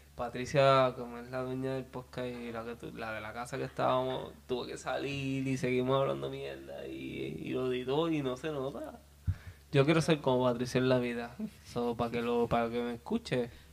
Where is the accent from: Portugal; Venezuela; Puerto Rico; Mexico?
Puerto Rico; Peñuelas; con mi gente de, Río Sol, siempre orgulloso de donde vengo, de la organización Río Sol en Peñola